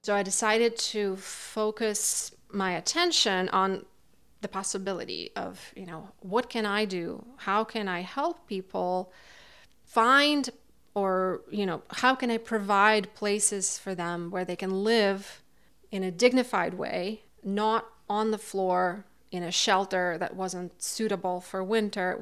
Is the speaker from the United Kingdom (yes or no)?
no; Kazakhstan; also born or lived in Almaty, Kazakhstan; now in Montague, United States; Originally, I am from Kazakhstan. That's where I was born and raised